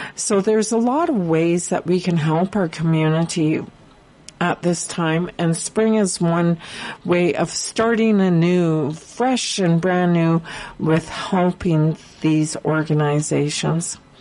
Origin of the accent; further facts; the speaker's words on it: Prince George, British Columbia, Canada; I was born and raised here in Prince George